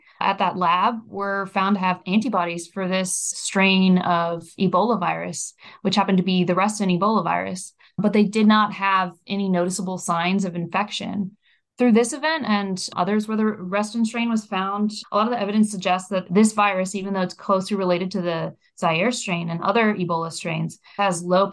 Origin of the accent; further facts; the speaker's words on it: near Reston, Virginia, United States; in Reston, Virginia, which actually happens to be close to my hometown